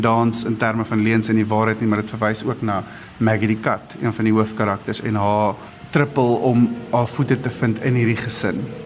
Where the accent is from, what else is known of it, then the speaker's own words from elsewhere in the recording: Bushveld, Limpopo, South Africa; moderne Bosveld mense waar ek vandaan kom